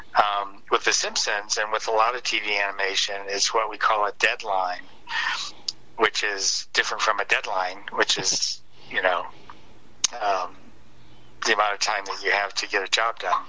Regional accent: Detroit, Michigan, United States; I grew up in Detroit, Michigan, or outside of Detroit

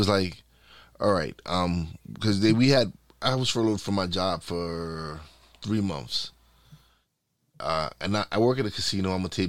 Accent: New York, United States; now in Pennsylvania, United States; Well, I'm in Pennsylvania. I live in the state. I'm originally from New York, but I live in Pennsylvania.

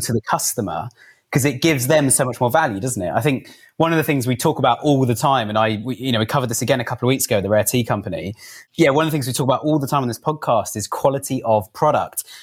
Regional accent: Cobham, South East England, United Kingdom; I grew up in Cobham in Surrey

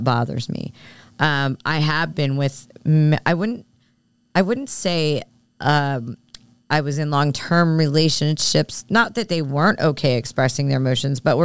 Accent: Philadelphia, Pennsylvania, United States; I grew up in Philly and moved away for a bit and came back, but I grew up with it

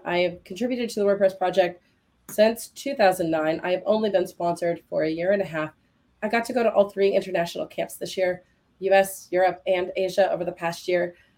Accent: United States

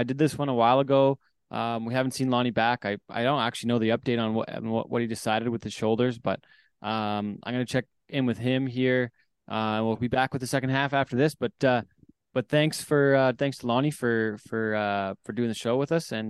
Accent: Canada; I want to qualify through Canada and get a leg up from being Canadian and going to the Canadian rodeos and going and competing at a Canadian rodeo, right?

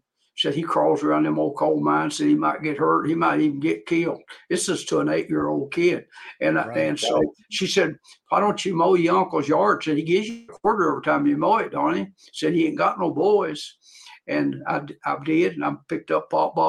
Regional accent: Dickenson County, Virginia, United States; I was born in Dickinson County, Virginia, a rural area.

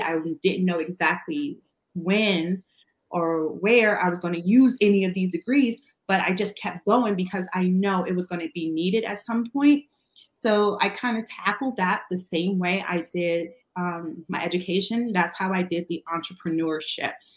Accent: New York City, New York, United States; moved away; I'm originally from Brooklyn

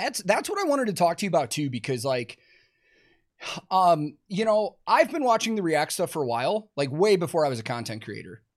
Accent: Chicago, Illinois, United States; I grew up in Chicago

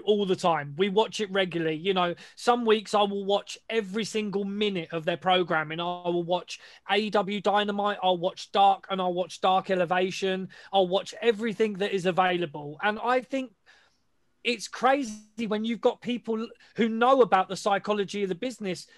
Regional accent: United Kingdom; we're British

